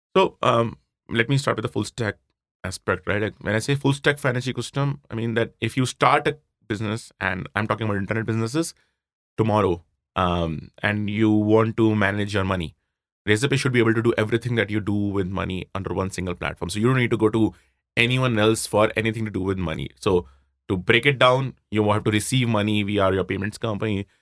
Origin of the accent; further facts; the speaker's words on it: Jaipur, Rajasthan, India; moved away as an adult; also born or lived in Roorkee; I grew up in Jaipur, you know, typical middle-class family